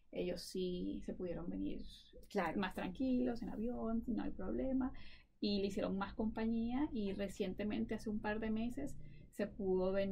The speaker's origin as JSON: {"language": "Spanish", "country": "Venezuela", "moved": "as an adult", "lives_now": "Colorado, United States", "said": "sabes que soy de Venezuela"}